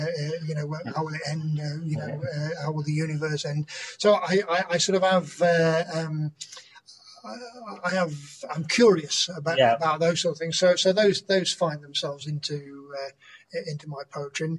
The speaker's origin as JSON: {"language": "English", "town": "Nottingham", "region": "East Midlands", "country": "United Kingdom", "tie": "born or raised there", "moved": "as an adult", "lives_now": "Brighton, United Kingdom", "said": "I lived in Nottingham up to my mid-20s. So we moved from St Anne's to Bilborough"}